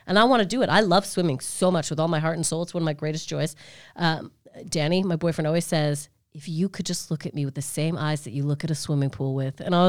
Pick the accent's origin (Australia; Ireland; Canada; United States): Canada; now in United Kingdom; I'm from Canada, where I have come from a baby country